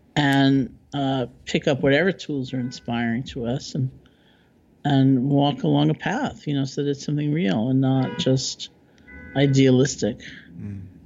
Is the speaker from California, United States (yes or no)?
no; New York, United States; I'm a New Yorker